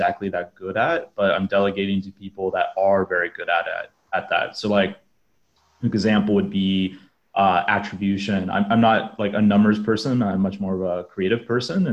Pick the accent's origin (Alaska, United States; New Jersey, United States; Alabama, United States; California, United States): Alaska, United States; moved away as an adult; now in Southeast Asia; I'm originally from Alaska